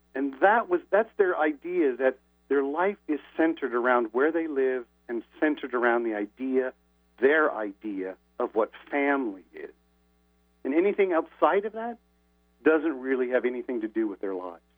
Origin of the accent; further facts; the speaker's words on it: Indianapolis, Indiana, United States; moved away; I haven't lived in my hometown Indianapolis for a long time now